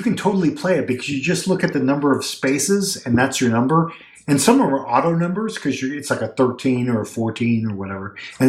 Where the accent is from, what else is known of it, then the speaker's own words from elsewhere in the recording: California, United States; I'm from California.